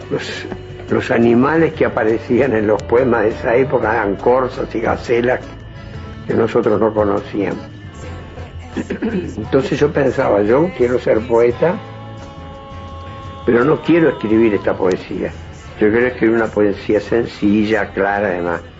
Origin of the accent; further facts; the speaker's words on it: Montevideo, Uruguay; moved away as an adult; soy un montevillano de clase media